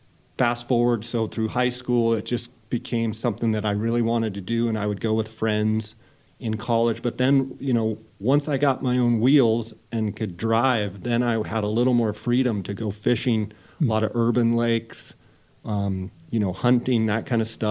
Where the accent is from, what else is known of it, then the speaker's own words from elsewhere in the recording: Phoenix, Arizona, United States; I grew up in Phoenix and come from kind of ranching family on both sides